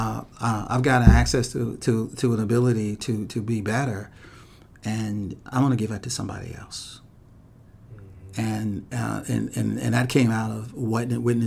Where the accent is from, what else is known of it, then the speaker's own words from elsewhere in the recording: Missouri, United States; I'm from Missouri. You know, and I grew up in a community where there weren't great models for black men or women